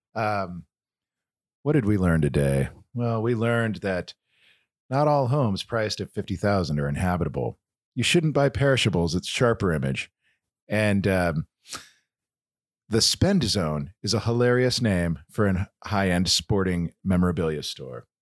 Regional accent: Kansas City, United States; I'm from Kansas City

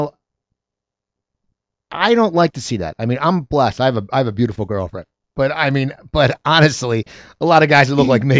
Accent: Pennsylvania, United States; I love that show because I grew up near Philadelphia

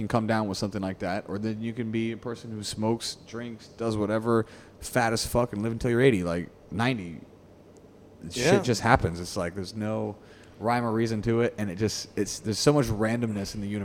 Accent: United States; now in Singapore; as an American

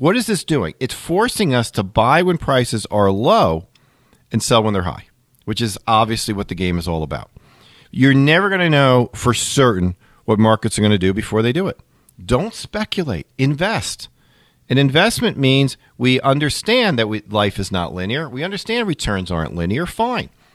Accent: Long Island, New York, United States; the New York area where I grew up in Long Island

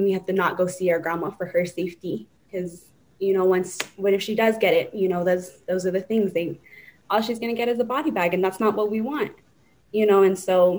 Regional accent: United States; I'm from the Navajo Nation

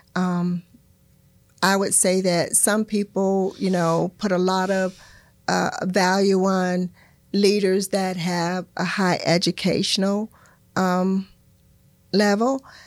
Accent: Florida, United States; I'm a native Floridian

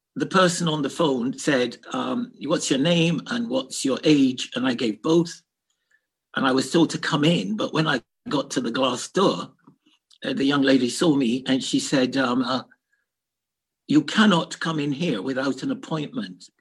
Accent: Kingston, Jamaica; also born or lived in London, United Kingdom; now in Scotland, United Kingdom; I'm from the Caribbean and I'm a black boy brought up in a tough part of Kingston.

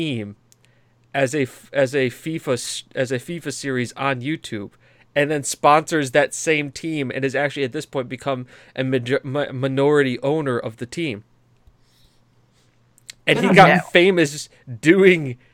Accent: United States; I'm an American

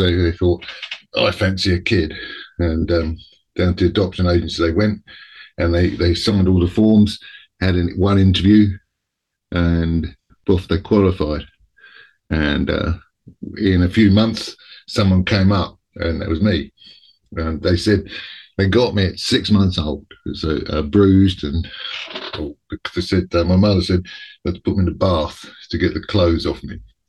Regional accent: New Zealand; born there; I was born in New Zealand in 1964, which was a different era completely

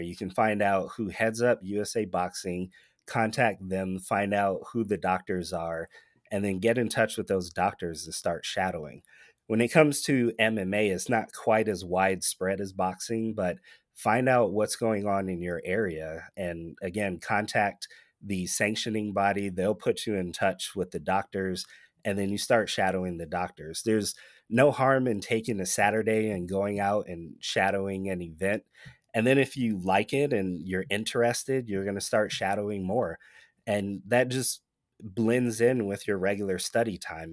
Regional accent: Michigan, United States; now in Nevada, United States; Michigan, my home state

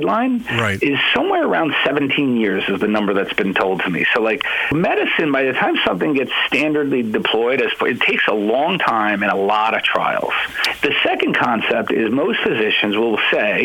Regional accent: New York, United States; moved away; I'm from New York. I train there

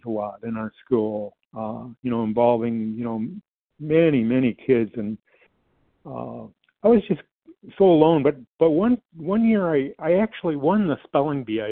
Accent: Detroit, Michigan, United States; My childhood, I grew up in the Metro Detroit area

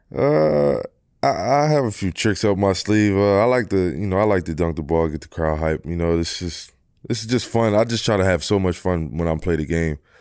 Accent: Philadelphia, Pennsylvania, United States; moved away; I'm from Philly, I'm from Philly

